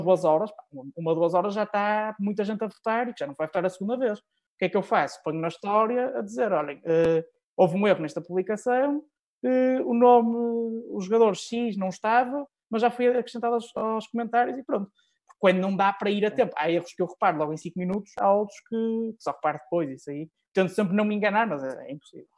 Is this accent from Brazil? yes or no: no; Norte, Portugal; Sou, sou nortenho, muito, muito nortenho